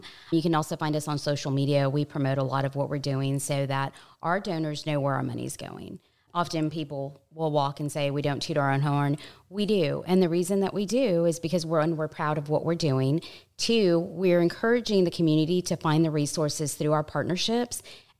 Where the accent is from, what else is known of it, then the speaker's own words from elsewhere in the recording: New Braunfels, Texas, United States; I'm from New Braunfels, and it just continues to grow.